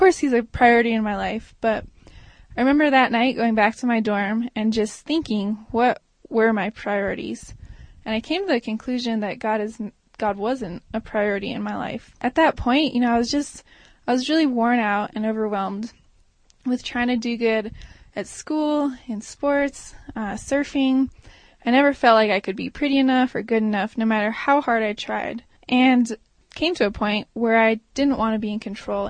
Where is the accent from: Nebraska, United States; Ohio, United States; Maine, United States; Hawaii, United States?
Hawaii, United States; Maui; moved away as an adult; now in Durango, United States; I grew up on Maui